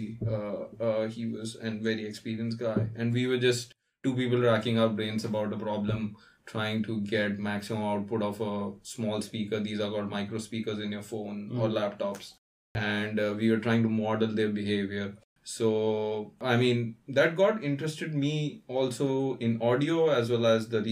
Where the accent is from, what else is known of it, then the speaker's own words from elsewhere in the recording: India; So I'm from India. So I went to a college in India called BITS Pilani.